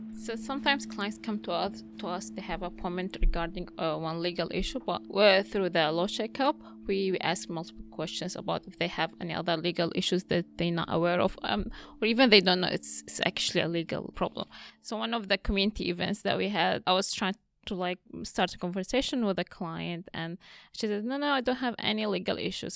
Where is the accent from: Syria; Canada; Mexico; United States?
Syria; moved away as an adult; now in Australia; I'm Assyrian from Syria. I came to Australia on refugee visa in two thousand fifteen